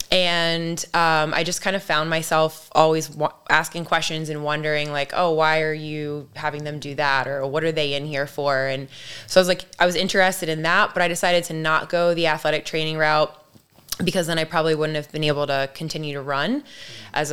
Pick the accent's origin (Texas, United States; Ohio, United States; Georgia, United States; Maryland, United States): Maryland, United States; Ellicott City; So Catonsville is equally my hood as much as Ellicott City because even though I grew up living in Ellicott City, I really spent a lot of time in Catonsville.